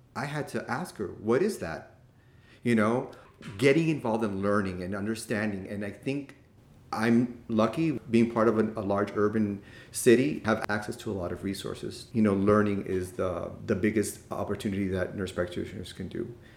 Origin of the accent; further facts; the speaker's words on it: Miami, Florida, United States; I'm born and raised in Miami